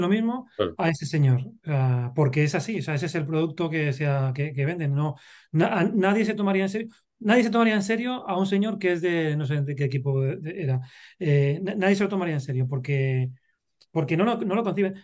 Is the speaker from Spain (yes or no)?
yes; Madrid, Community of Madrid, Spain; yo, soy madrileño, yo soy de, de ciudad